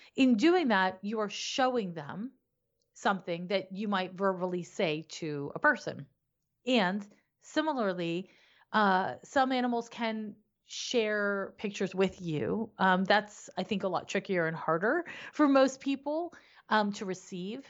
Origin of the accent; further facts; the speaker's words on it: Canada; moved away as an adult; also born or lived in San Francisco; now in United States; I'm living in the U S, but I'm originally from Canada.